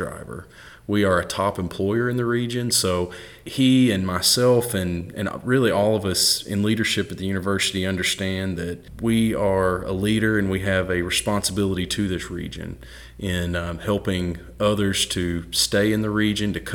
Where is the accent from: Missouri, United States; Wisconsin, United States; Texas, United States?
Missouri, United States; Southeast; moved away as an adult; also born or lived in Murray, Kentucky; I was a kid from Southeast Missouri, from the Boot Hill